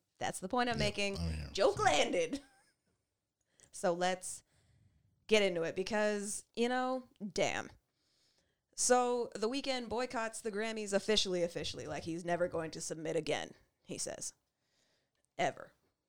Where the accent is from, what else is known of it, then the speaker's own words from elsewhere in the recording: Canada; as black, and as Canadian as we are